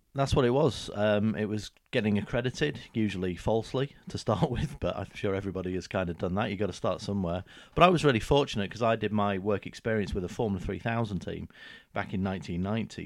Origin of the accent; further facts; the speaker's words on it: the north of England, United Kingdom; moved away as an adult; now in Huntingdon, United Kingdom; a fully fledged northerner for many years